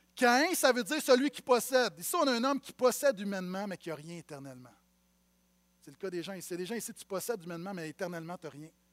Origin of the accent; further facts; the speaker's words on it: Montreal, Quebec, Canada; j'ai grandi à Montréal-Nord